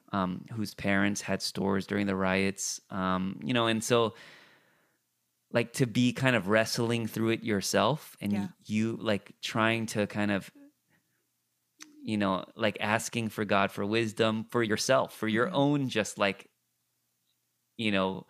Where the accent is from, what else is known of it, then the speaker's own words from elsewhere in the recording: California, United States; I grew up in the Korean immigrant church, but again, in Orange County.